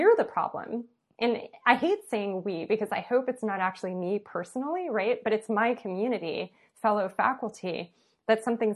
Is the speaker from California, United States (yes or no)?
yes; Los Angeles, California, United States; I went to high school in West LA, even though I was born and raised in East